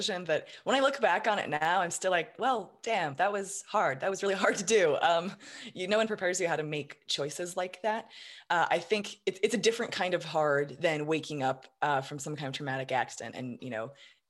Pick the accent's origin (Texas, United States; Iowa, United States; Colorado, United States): Colorado, United States; Colorado Springs; Colorado Springs.